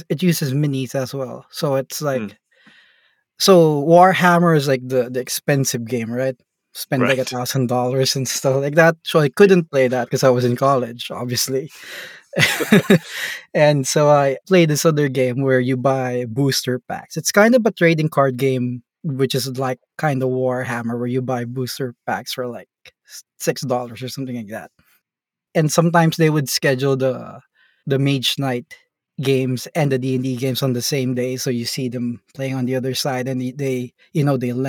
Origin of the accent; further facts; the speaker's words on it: Philippines; I'm from the Philippines and we're in an island in the Philippines, not in the main city.